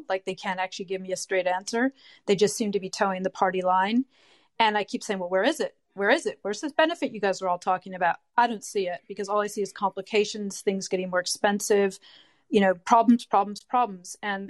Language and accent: English; United States; moved away as an adult; now in United Kingdom; I'm American, but I've lived in the UK now for 11 years.